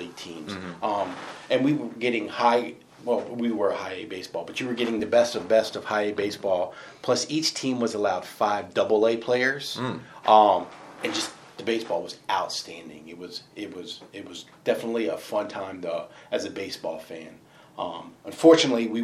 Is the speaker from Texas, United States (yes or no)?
no; Frederick, Maryland, United States; moved away as an adult; now in Eastern Shore, Maryland, United States; born and raised on the Western Shore